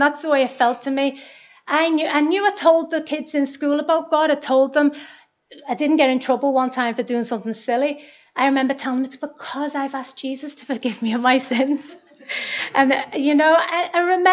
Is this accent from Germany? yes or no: no; Liverpool, North West England, United Kingdom; I'm 39 and I'm from Liverpool.